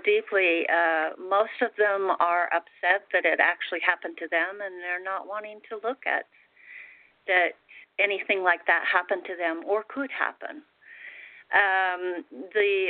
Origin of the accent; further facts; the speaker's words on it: Salt Lake City, Utah, United States; I grew up in Salt Lake City with a very religious Mormon family, and very poor